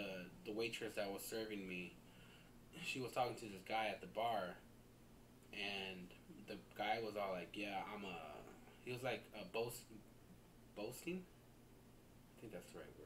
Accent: Iowa, United States; moved away; when I was growing up, I grew up in Iowa

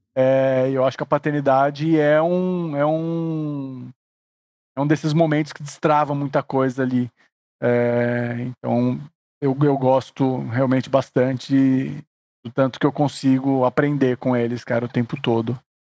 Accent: Suzano, São Paulo, Brazil; now in São Paulo, Brazil; eu não fui criado aqui em São Paulo, sou de Suzano

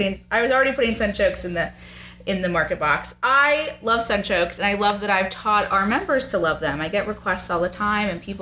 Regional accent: New York, United States; now in Lancaster, United States; We're from New York.

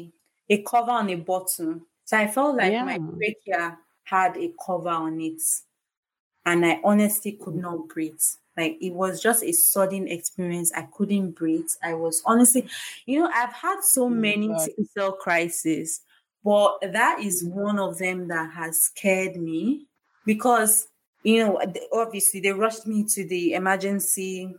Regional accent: Warri, Delta, Nigeria; moved away; also born or lived in Lagos; I did my house job in Lagos, I grew up in Warri. My mom was in Delta State

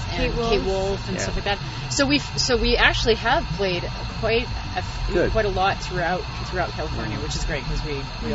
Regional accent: Winnipeg, Manitoba, Canada; we're from Winnipeg, so we understand mosquitoes

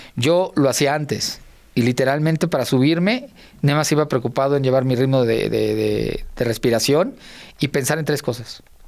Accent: Unidad Cuauhtémoc, near Tlalnepantla, State of Mexico, Mexico; todo lo que vi un niño desde los cinco años en adelante, ahí lo aprendí

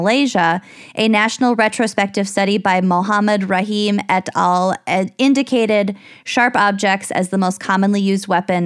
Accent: United States; an American living in the United States

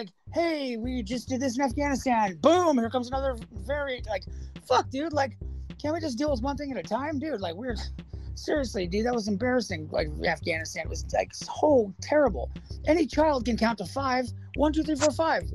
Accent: United States; we, the American people

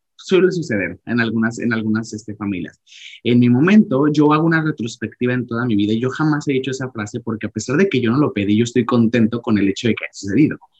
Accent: Mexico; now in Canada; me considero mexicano, nací en México y amo mi cultura

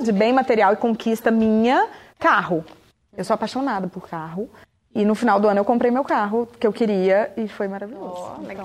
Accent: Montes Claros, Minas Gerais, Brazil; Em Montes Claros, que é de onde eu sou

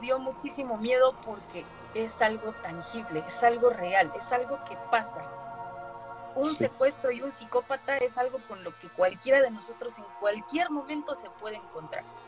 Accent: Mexico; mi país

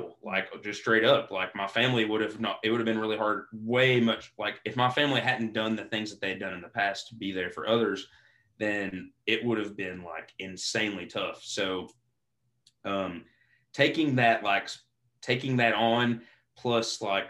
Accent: Eastern Kentucky, United States; growing up in Eastern Kentucky

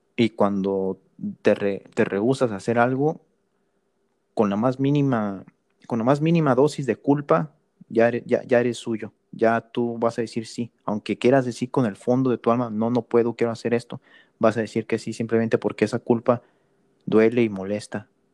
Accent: Mexico; now in United States; yo me considero mexicano porque crecí en México. Nací estadounidense

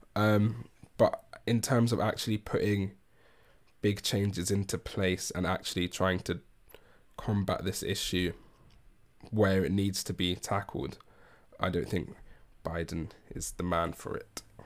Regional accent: England, United Kingdom; as an Englishman

